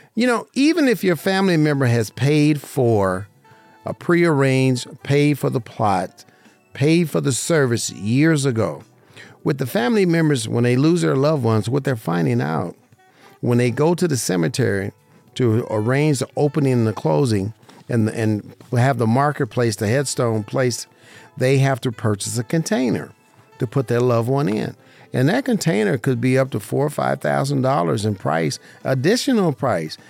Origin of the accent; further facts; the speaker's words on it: Las Vegas, Nevada, United States; growing up in Vegas, I played on baseball teams